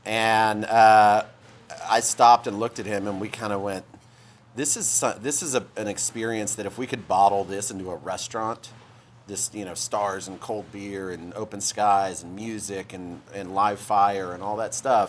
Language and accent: English; Houston, Texas, United States; also born or lived in New Mexico / Dallas; I was born in New Mexico. All my family is out on the West Coast, but I went to high school in Houston, moved to Houston for high school, and then college in Dallas at SMU